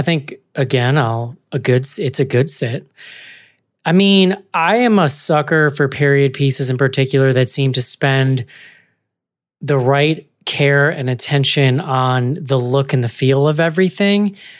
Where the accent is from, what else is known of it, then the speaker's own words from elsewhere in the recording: Ireland; Dirty people, John. I'm Irish. I can say that.